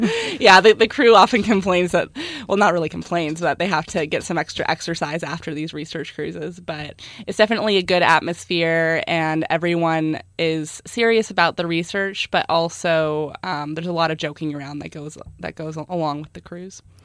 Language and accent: English; South Lake Tahoe, California, United States; I grew up in South Lake Tahoe